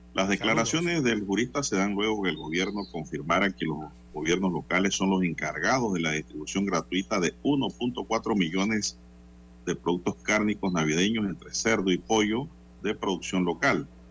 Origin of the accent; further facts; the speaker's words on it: Panama; soy panameño